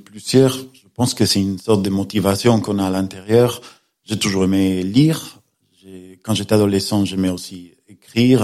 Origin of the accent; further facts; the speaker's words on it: Galicia, Spain; French is a second language; moved away as an adult; also born or lived in Paris; now in Perpignan, France; Je suis né en Espagne, j'ai grandi en Espagne